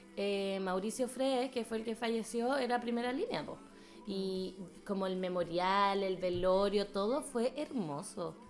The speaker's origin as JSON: {"language": "Spanish", "town": "Santiago", "region": "Santiago Metropolitan Region", "country": "Chile", "moved": "yes", "lives_now": "Berlin, Germany", "said": "nosotras somos todas de Santiago"}